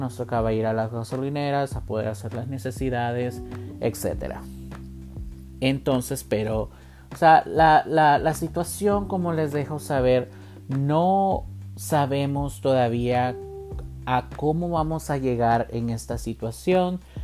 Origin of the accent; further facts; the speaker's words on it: Columbus, Ohio, United States; yo soy de Columbus, Ohio